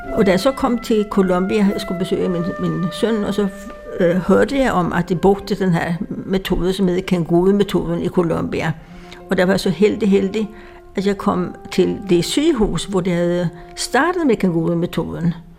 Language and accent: Danish; Sweden; accent: Swedish; Danish is a second language; now in Denmark; jeg kommer fra Sverige, det kan man høre på min accent